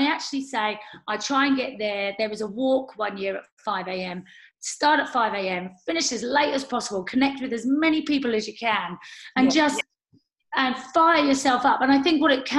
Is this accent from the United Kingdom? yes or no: yes; England, United Kingdom; now in New Zealand; I'm English. This is not where I started, but I feel part of it